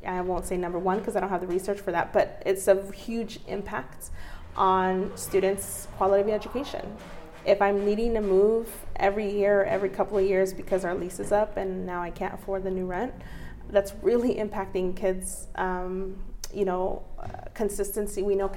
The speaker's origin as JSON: {"language": "English", "country": "Mexico", "said": "At least, you know, I'm from Mexico and I know for a fact where I'm from and where my family's from."}